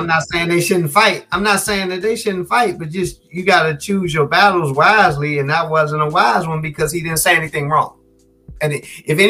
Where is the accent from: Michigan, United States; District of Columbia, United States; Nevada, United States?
District of Columbia, United States; Washington; born and raised in the District of Columbia